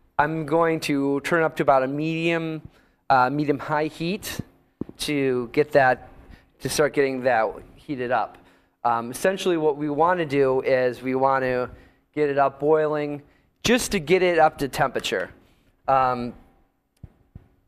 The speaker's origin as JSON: {"language": "English", "region": "Northeast", "country": "United States", "moved": "yes", "said": "I'm from the Northeast originally"}